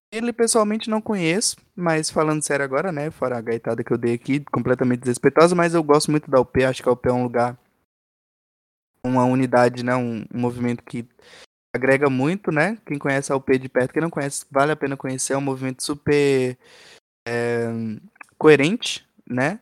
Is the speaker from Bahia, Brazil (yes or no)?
yes; Bahia, Brazil; now in São Paulo, Brazil; Eu sou baiano